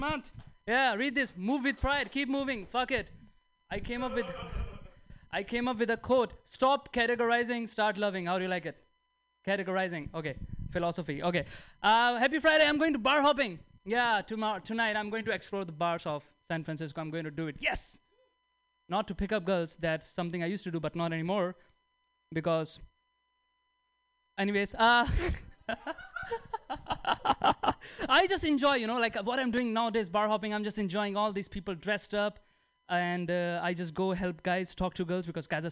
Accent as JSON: {"language": "English", "country": "India", "second_language": "English", "moved": "yes", "said": "I'm from India"}